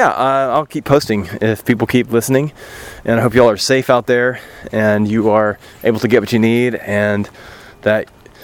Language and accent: English; United States; as an American